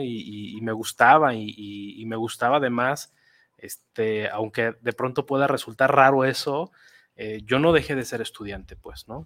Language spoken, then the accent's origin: Spanish; Guadalajara, Jalisco, Mexico; yo soy tapatío, nací aquí en Guadalajara hace casi 42 años